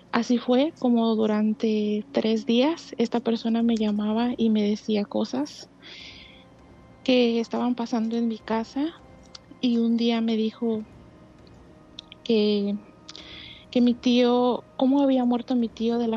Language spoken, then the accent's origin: Spanish; Cuernavaca, Morelos, Mexico; now in United States; De Cuernavaca, Morelos.